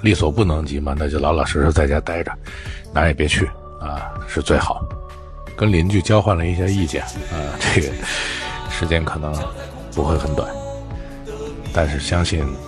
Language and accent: Chinese; Wuhan, Hubei, China; 每年春节我都会在武汉度过。武汉这座城市呢，生我养我